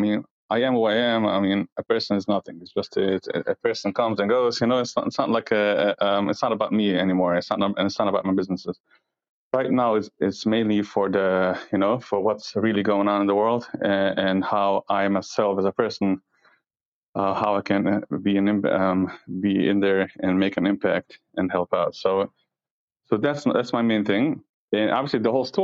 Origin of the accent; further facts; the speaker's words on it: United States; I happen to live in New Jersey, in New York. I'm from New York and New Jersey